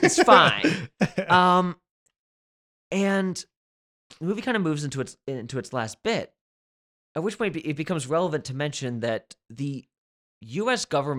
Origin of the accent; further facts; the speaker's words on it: East Coast, United States; I'm from the East Coast